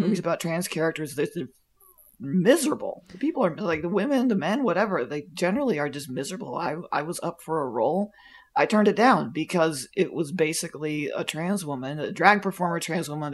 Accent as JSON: {"language": "English", "area": "near Plant City", "region": "Florida", "country": "United States", "tie": "born or raised there", "said": "I grew up near Plant City, Florida, which is where the strawberry festival in Florida is"}